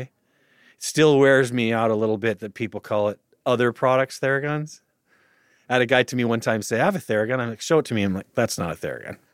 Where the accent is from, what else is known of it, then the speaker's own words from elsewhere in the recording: Utah, United States; also born or lived in Austin; now in Los Angeles, United States; I grew up in Utah, and I just bought a house in Austin